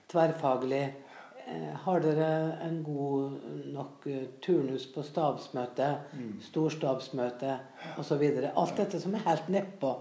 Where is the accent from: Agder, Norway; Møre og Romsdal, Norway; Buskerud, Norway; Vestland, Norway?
Møre og Romsdal, Norway; Frei; jeg vokste opp på Frei på Nordmøre